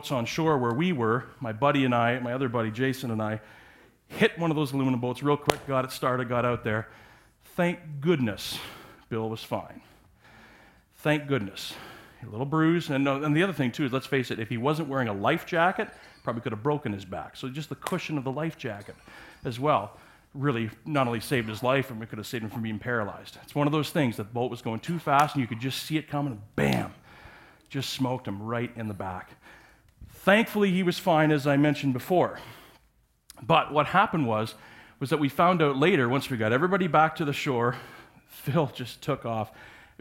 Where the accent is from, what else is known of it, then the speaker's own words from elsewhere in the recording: Parry Sound, Ontario, Canada; I grew up on Georgian Bay in Parry Sound area